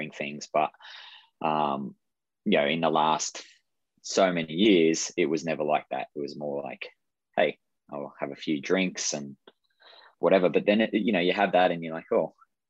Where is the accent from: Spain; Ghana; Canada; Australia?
Australia; moved away; I grew up in Australia